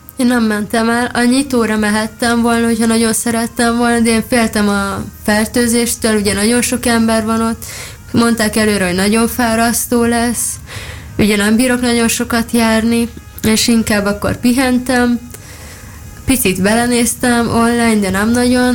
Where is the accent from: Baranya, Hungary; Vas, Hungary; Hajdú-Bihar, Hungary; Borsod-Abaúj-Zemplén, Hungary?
Baranya, Hungary; Szigetvár; moved away; Kiskoromban bicikliztem, amíg Szigetváron laktam, azzal jártam úszodába